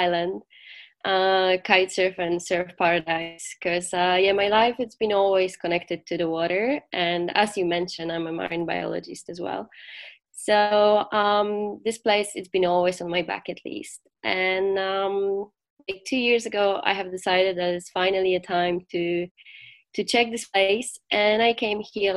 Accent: Gdańsk, Pomeranian Voivodeship, Poland; I'm from Gdańsk, so it's on the north of Poland, so by the Baltic Sea, so it's my home spot.

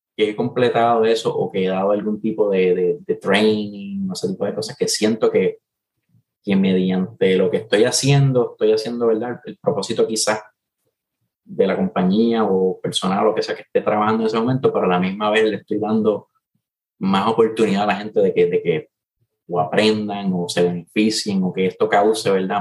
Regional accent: Puerto Rico; los tres que formamos … todos somos boricuas

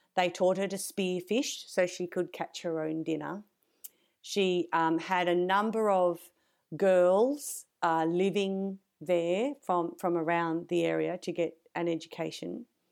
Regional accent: Australia

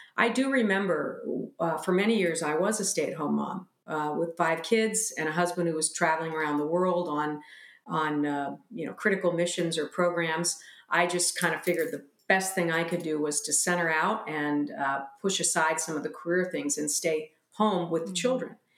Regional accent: United States; as American women

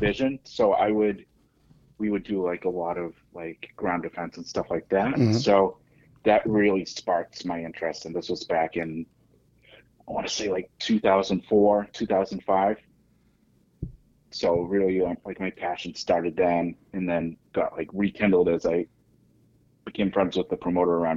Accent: Massachusetts, United States; also born or lived in Mexico; I was raised here

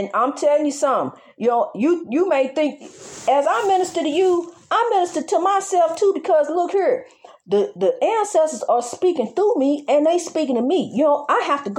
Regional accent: United States; I'm an American citizen just like you is. I was born over here just like you was

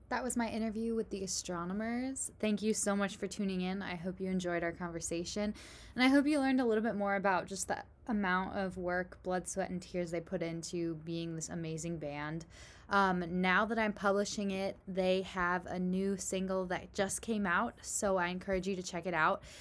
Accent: Chicago, Illinois, United States; I'm from Chicago, so.

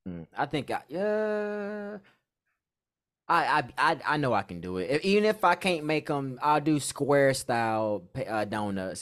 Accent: North Carolina, United States; now in San Diego, United States; my hometown, a little small hometown in North Carolina

